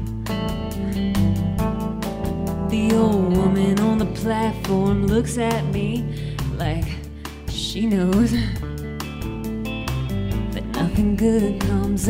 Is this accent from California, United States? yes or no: no; Chicago, Illinois, United States; now in Nashville, United States; I grew up in Chicago